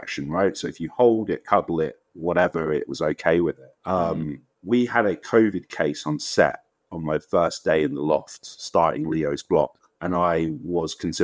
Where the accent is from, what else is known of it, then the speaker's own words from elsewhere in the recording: London, United Kingdom; I'm from Wembley, I'm from London, right? So it's part of that culture that we grew up